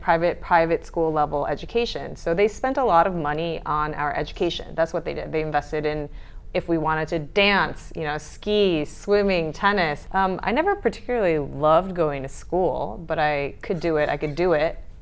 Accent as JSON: {"language": "English", "town": "Stamford", "region": "Connecticut", "country": "United States", "tie": "born or raised there", "also_born_or_lived": "Great Neck, New York", "moved": "yes", "lives_now": "Barcelona, Spain", "said": "I lived in Great Neck, New York, mm-hmm. until I was seven, and then we moved to Stamford, Connecticut"}